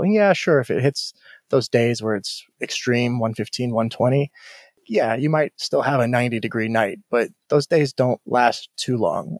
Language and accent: English; Houston, Texas, United States; also born or lived in Chicago; now in Las Vegas, United States; I grew up in Houston, very tropical weather